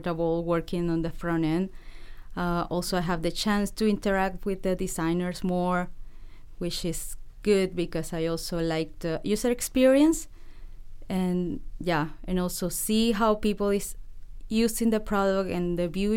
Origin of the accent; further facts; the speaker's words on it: Venezuela; English is a second language; moved away as an adult; now in Vancouver, Canada; I'm from Venezuela. I studied computer science over there.